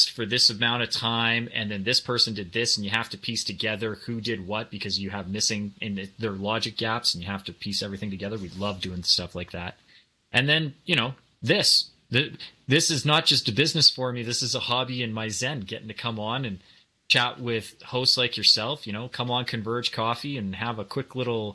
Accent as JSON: {"language": "English", "country": "Canada", "tie": "born or raised there", "said": "growing up in Canada"}